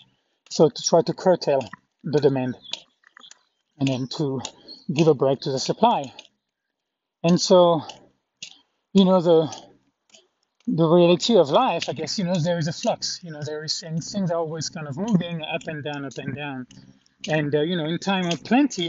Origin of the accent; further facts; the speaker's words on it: France; moved away as an adult; also born or lived in Kerrville, Texas, United States; I had to go back to France